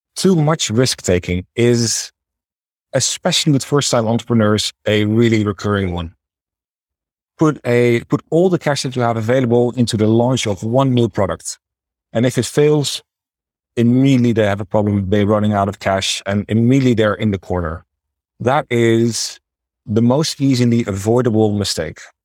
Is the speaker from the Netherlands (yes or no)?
yes; Netherlands; accent: Dutch; moved away as an adult; also born or lived in China / Thailand; now in Budapest, Hungary; As you can probably tell by my name and my accent, I am Dutch